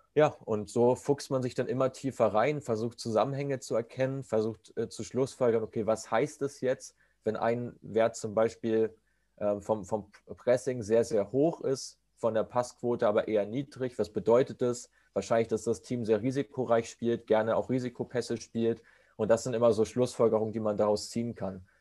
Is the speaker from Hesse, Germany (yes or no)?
no; between Kiel and Hamburg, Schleswig-Holstein, Germany; also born or lived in Wolfsburg; Ich komme aus der Nähe von Hamburg, aus dem relativ ja, hohen Norden, äh, zwischen, zwischen Kiel und Hamburg aus Schleswig-Holstein.